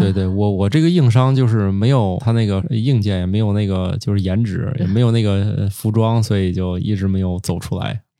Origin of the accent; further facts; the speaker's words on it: Zhengzhou, Henan, China; now in Tianjin, China; 我也是在一个棉纺织一条街长大的，啊，郑州那儿哦